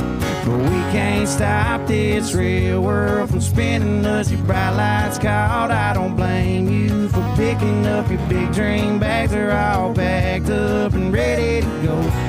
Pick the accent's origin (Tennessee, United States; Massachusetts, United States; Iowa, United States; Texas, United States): Tennessee, United States; We both come from, you know, similar places. He's from Mississippi, I'm from Tennessee, but they're similar areas. And man, we're real proud of where we came from